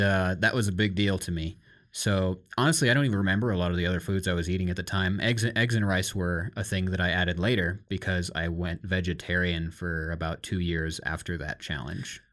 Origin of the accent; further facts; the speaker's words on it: Iowa, United States; growing up in Iowa and America